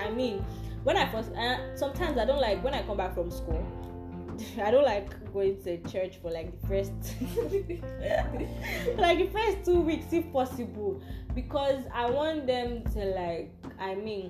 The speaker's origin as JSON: {"language": "English", "country": "Nigeria", "said": "I am Nigerian. I am African."}